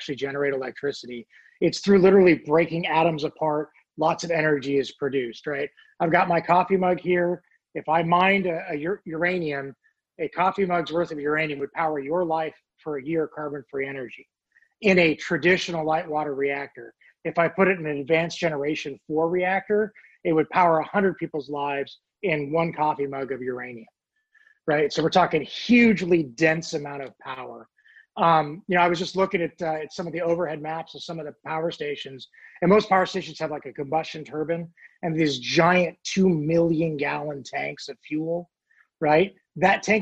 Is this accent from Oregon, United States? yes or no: yes; Oregon, United States; now in Virginia, United States; I live in Virginia, but I grew up in Oregon